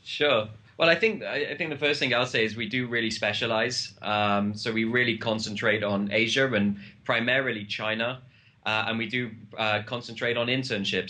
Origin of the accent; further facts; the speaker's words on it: United Kingdom; I'm British